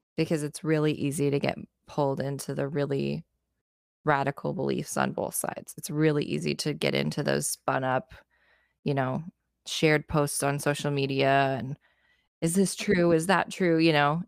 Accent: United States; As an American

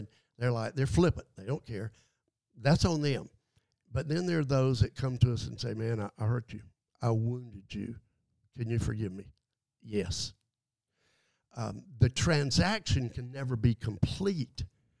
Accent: Adel, Georgia, United States; Growing up in Adel, Georgia, man, that's pretty, you know, small town

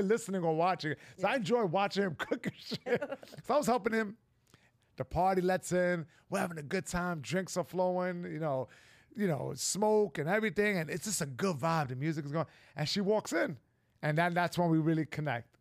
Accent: New York, United States; I'm a New Yorker

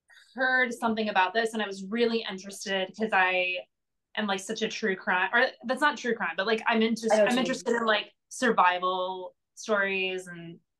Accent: Indiana, United States; also born or lived in Portland; now in Los Angeles, United States; I'm from Indiana

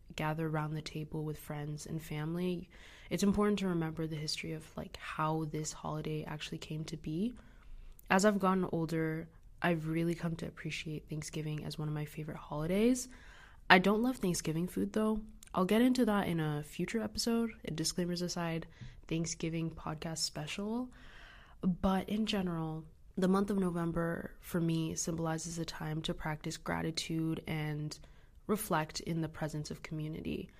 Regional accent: United States; Growing up in America

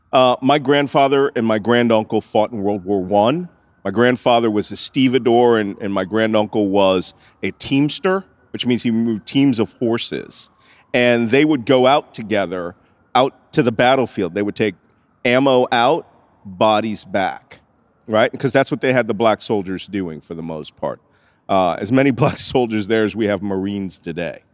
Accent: Philadelphia, Pennsylvania, United States; I'm from Philadelphia

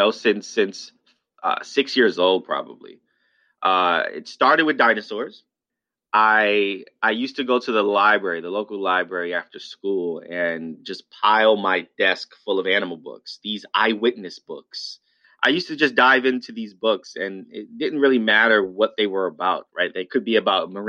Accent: New York City, New York, United States; I'm born and raised in New York in the South Bronx

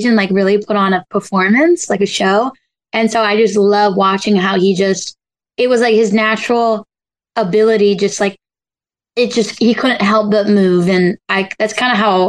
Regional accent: Galloway, New Jersey, United States; I'm from New Jersey

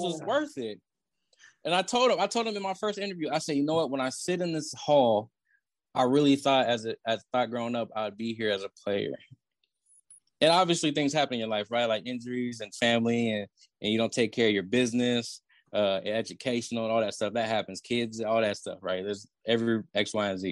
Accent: Oakland, California, United States; I grew up in Oakland

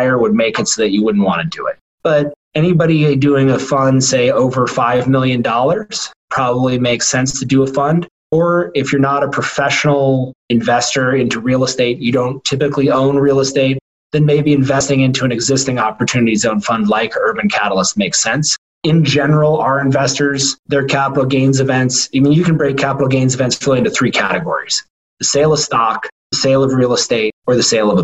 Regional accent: Portland, Oregon, United States; moved away; also born or lived in Washington; I grew up in Portland, Oregon

